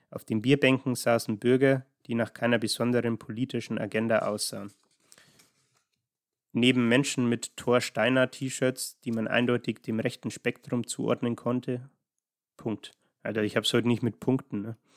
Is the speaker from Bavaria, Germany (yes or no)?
yes; Munich, Bavaria, Germany; dachte ich, komme ich als gebürtiger Münchner und Lokalpatriot einfach mal vorbei.